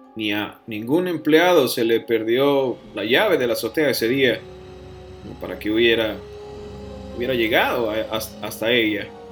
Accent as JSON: {"language": "Spanish", "town": "Piedras Negras", "region": "Coahuila", "country": "Mexico", "tie": "born or raised there", "moved": "yes", "said": "mi ciudad natal"}